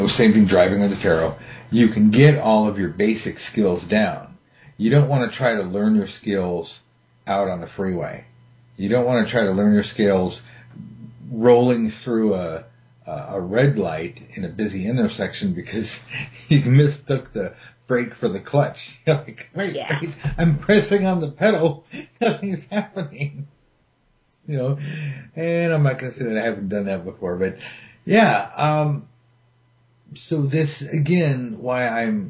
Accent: United States; I'm from America

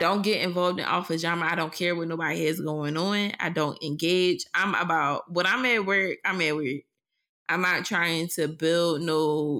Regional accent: Philadelphia, Pennsylvania, United States; Because while I am a professional, I'm still … from West Philly.

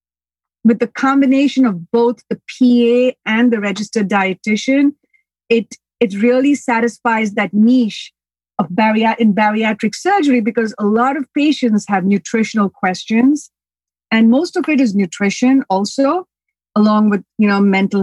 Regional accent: India; also born or lived in United States; now in Long Island, United States; I was born here, but I went back to India and I grew up there.

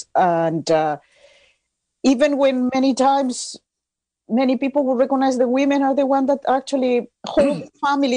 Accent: Chile; now in Mendocino County, United States; I'm from Chile, and unfortunately, I grew up under the dictatorship

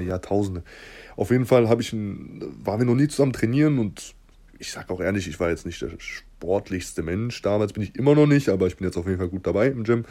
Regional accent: Southern Germany, Germany; also wir kommen aus Süddeutschland, beide.

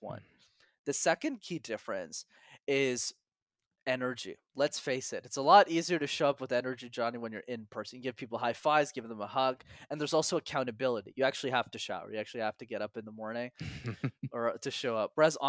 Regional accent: Montreal, Quebec, Canada; because I'm born and raised in Montreal. And in Montreal, you need to know how to speak French, which I didn't know.

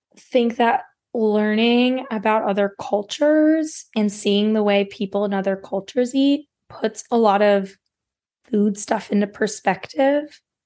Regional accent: West Virginia, United States; I grew up in West Virginia, there is no dietitian in my hometown

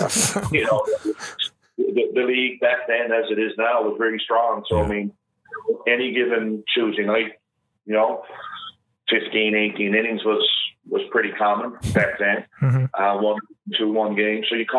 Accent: Portugal Cove, Newfoundland and Labrador, Canada; I grew up in Portugal, Cove. I still live here.

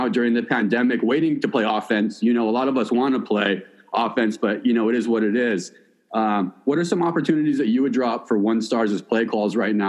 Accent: West Coast, United States; We grew up on the West Coast here

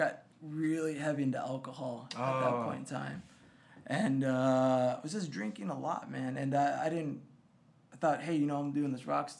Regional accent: Swanton, Ohio, United States; moved away; also born or lived in San Marcos, Texas; the town I grew up in outside of Toledo was called Swanton. Very farm town, man.

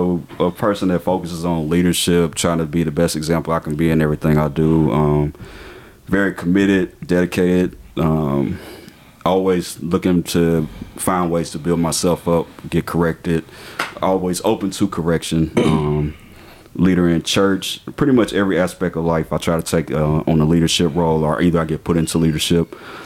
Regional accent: Hinesville, Georgia, United States; I tell folks all the time I'm from Hinesville, Georgia.

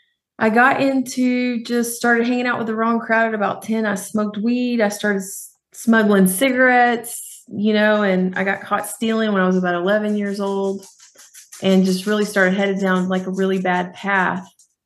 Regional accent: Fort Worth, Texas, United States; I grew up in Fort Worth, Texas.

